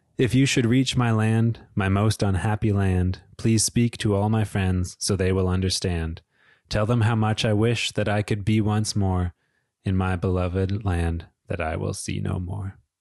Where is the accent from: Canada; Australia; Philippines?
Canada; Peterborough, Ontario; my hometown of Peterborough, Ontario